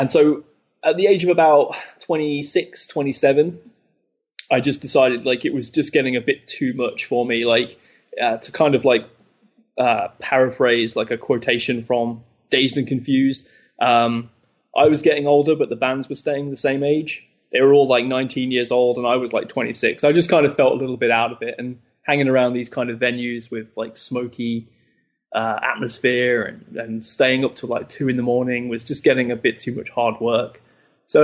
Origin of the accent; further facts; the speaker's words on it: Leicester, East Midlands, United Kingdom; Leicester, which is my hometown in the UK